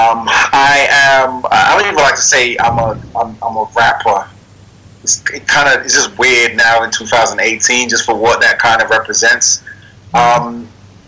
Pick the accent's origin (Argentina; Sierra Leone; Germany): Sierra Leone; also born or lived in London; now in New York, United States; I was born in Sierra Leone